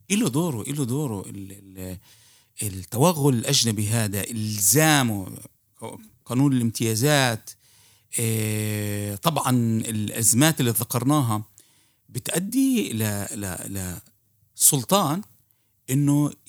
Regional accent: Palestine; هاي الاشياء بنبدا نفهمها احنا كفلسطينيه

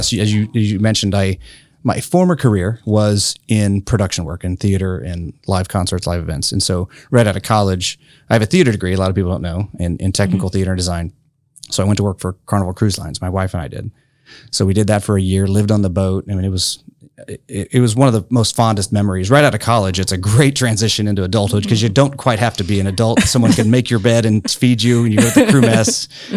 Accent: Grant County, Indiana, United States; also born or lived in Chicago; I was born and raised here in Grant County. Went to Francis Slocum, McCullough, and the high school. And born and raised here.

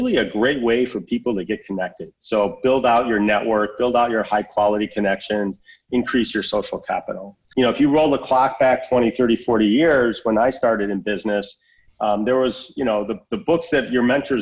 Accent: West Bloomfield, Michigan, United States; Adam grew up in the same area that I did and lived down the street from my sister and babysat my nephews growing up in West Bloomfield, Michigan.

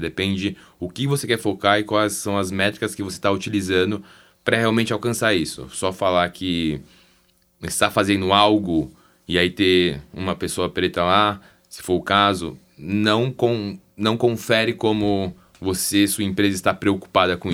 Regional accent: Brazil; somos brasileiros

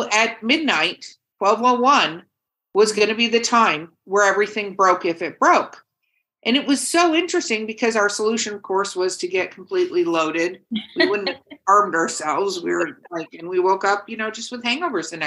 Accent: Los Angeles, California, United States; moved away; also born or lived in Wisconsin; I grew up in Hollywood, California

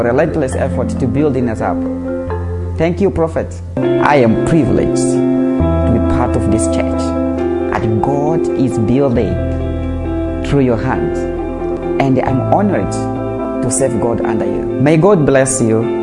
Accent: Mozambique; English is a second language; from Mozambique, a pastor in First Love Church, Mozambique. Mozambique is a Portuguese-speaking country.

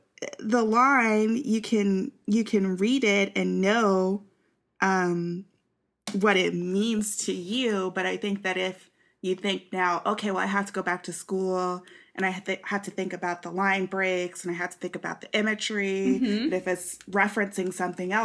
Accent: Kansas City, Missouri, United States; also born or lived in Columbia, Missouri; I grew up in Kansas City

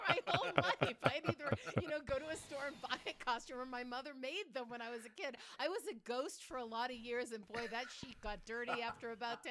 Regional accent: New England, United States; now in Colorado, United States; I grew up in New England, and I'm used to the red and the orange and the deep purple

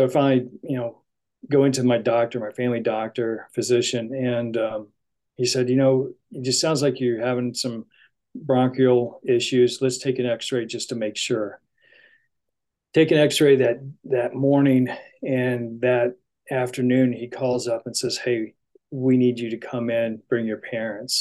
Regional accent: Indiana, United States; moved away as an adult; also born or lived in Santa Barbara, California; I grew up in the Hoosier State, which is a huge basketball state.

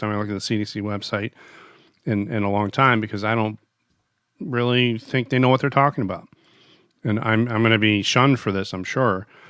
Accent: United States; As an American

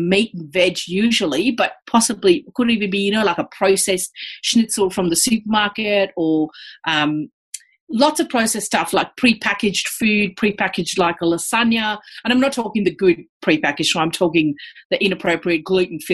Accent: India; now in Australia; my diet in India was basically plant-based.

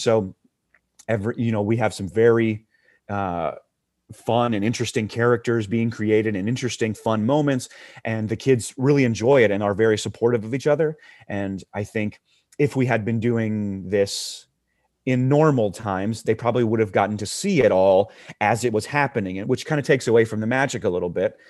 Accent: Huntsville, Alabama, United States; also born or lived in Tuscaloosa, Alabama; I grew up in Huntsville, Alabama, which is North Alabama

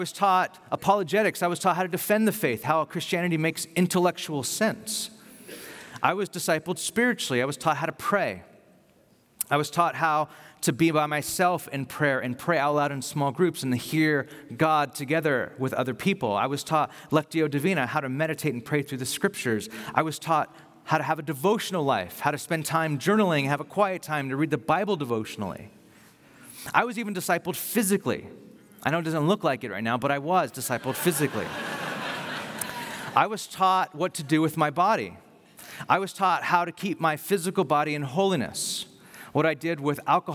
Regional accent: Bakersfield, California, United States; moved away as an adult; now in Carpinteria, United States; the church I grew up in Bakersfield when I came to faith

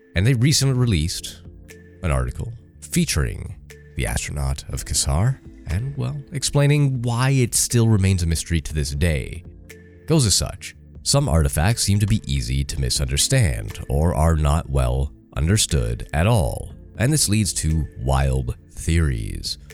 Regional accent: Canada; I'm Canadian

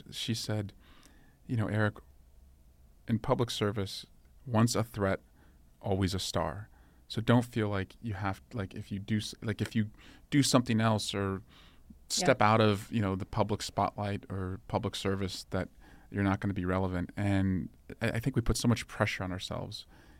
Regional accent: Dublin, California, United States; And so I wanted to move back after law school to where I grew up in Scrublin.

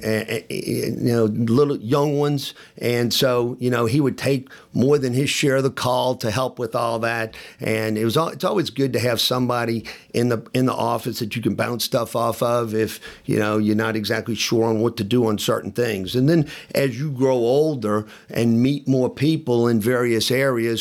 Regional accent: New Orleans, Louisiana, United States; moved away as an adult; also born or lived in Birmingham, Alabama / Memphis, Tennessee; I'm from New Orleans and ended up going to high school, a Jesuit high school in New Orleans

